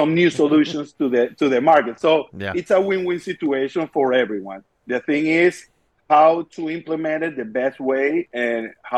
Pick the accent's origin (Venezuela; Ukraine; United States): Venezuela; I'm from Venezuela